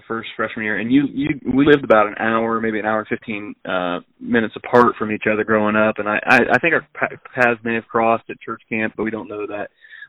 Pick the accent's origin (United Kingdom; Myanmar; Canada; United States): United States; Graysville, Ohio; I actually grew up outside of Graysville.